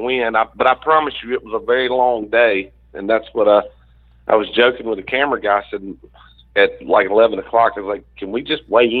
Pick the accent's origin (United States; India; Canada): United States; Mobile Delta, Alabama; I grew up right here on the Mobile Delta, kind of, you know, the Tensaw Delta.